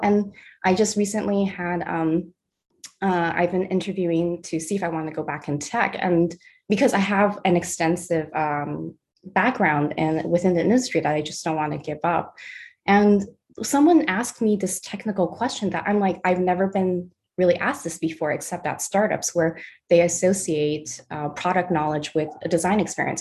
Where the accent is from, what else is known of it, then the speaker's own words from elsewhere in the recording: Los Angeles, California, United States; first language Mandarin; English is a second language; I grew up in San Pedro, which is by the water in uh